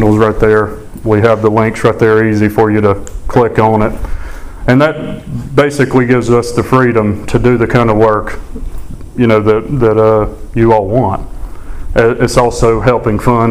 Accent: Sumter County, Alabama, United States; I grew up in Alabama, a little ways from here, but Sumter County

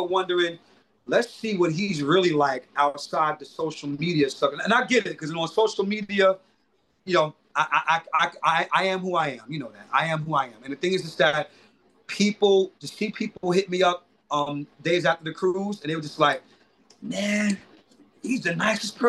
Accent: New York City, New York, United States; also born or lived in Bedford-Stuyvesant, Brooklyn; I'm from Crown Heights, Brooklyn

